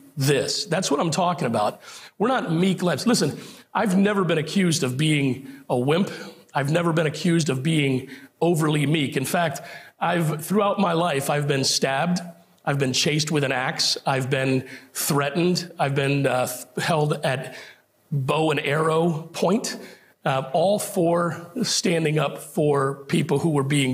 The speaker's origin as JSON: {"language": "English", "country": "United States", "said": "our standing as an American"}